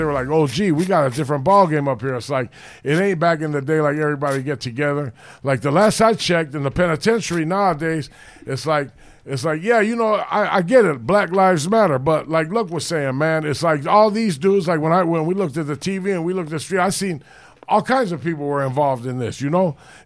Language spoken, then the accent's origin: English; Los Angeles, California, United States; I grew up in the Hollywood area, the Rampart area